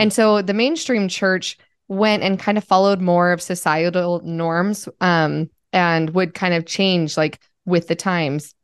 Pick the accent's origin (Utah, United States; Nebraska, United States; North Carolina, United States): Utah, United States; I grew up in Utah